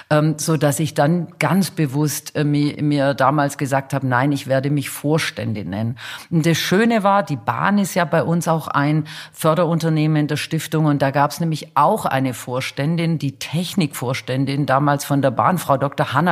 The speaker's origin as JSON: {"language": "German", "town": "Stuttgart", "region": "Baden-Württemberg", "country": "Germany", "said": "Also ähm, ich komme ja aus Stuttgart."}